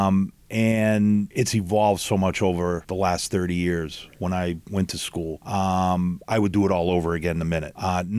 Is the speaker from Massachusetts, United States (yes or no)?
yes; Boston, Massachusetts, United States; moved away as an adult; also born or lived in Hollywood; I grew up in Boston, or the Boston area